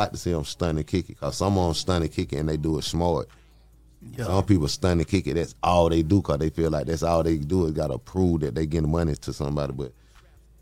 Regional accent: United States; I'm from Cleveland Avenue

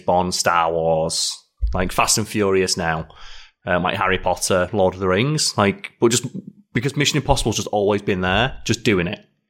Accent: United Kingdom; as a Brit

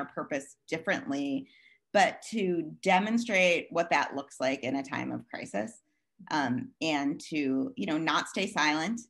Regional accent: Maryland, United States; moved away as an adult; also born or lived in Hoboken; I grew up here in Maryland, where I am back again.

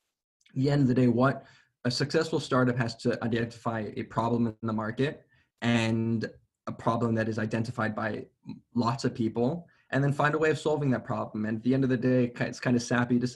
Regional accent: Atlanta, Georgia, United States; moved away as an adult; also born or lived in Johannesburg, South Africa / New York City; now in Israel; I grew up in Atlanta, Georgia, in the United States, originally from Johannesburg, South Africa

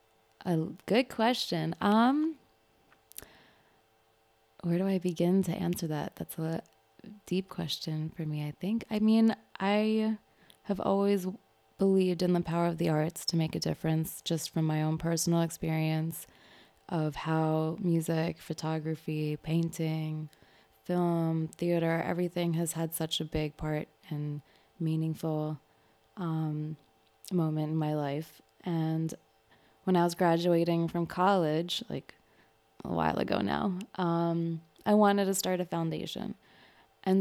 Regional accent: Manhattan, New York, United States; I'm from Manhattan. Okay. I'm from Kips Bay. Gibbs Bay represent. It's like Midtown East Side little area.

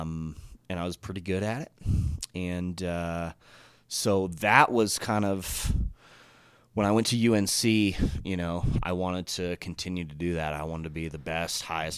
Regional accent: Colorado Springs, Colorado, United States; also born or lived in Monument, Colorado / Greeley, Colorado; I'm Colorado native, so I grew up in Colorado Springs

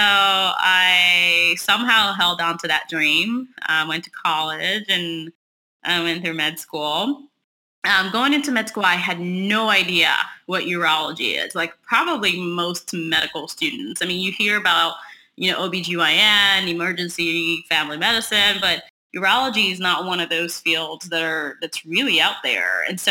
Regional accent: Texas, United States; moved away as an adult; also born or lived in Hershey, Pennsylvania; I moved from Texas. My family's here in Texas, and I moved after college

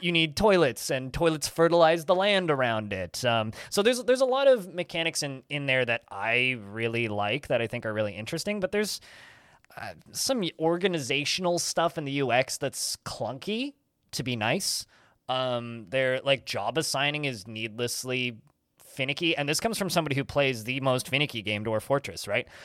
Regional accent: Maple Ridge, British Columbia, Canada; my hometown, oddly enough, of Maple Ridge, Canada.

